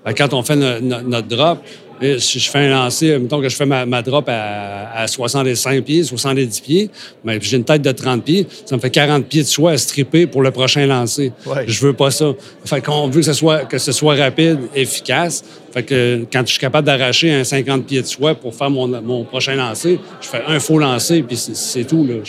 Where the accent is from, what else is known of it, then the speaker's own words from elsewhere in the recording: Côte-Nord, Quebec, Canada; dans mon patelin, là, sur la côte nord